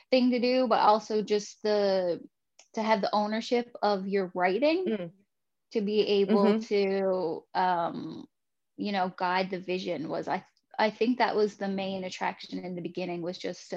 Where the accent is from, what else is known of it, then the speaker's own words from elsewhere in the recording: Fermeuse, Newfoundland and Labrador, Canada; also born or lived in St. John's; I grew up in Vermeuse, which is a small fishing town in Newfoundland